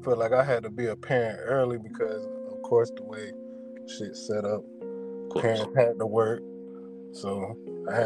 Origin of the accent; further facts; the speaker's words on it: Sumter, South Carolina, United States; also born or lived in Long Beach, California / Columbia, South Carolina; I'm originally from California, Long Beach. I moved to South Carolina. I don't know the exact timeline, but my mother moved to South Carolina. We stayed in Columbia for a few years, and then we ended up moving to Sumter. And that's where I spent most of my time at. Elementary school, middle school, high school